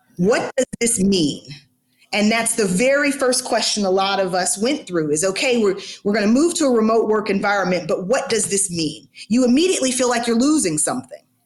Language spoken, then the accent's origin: English; Atlanta, Georgia, United States; I'm born and raised in Atlanta